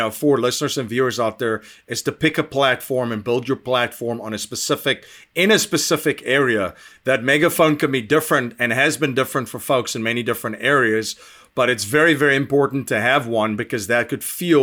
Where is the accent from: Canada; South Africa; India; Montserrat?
South Africa; now in United States; I'm originally from South Africa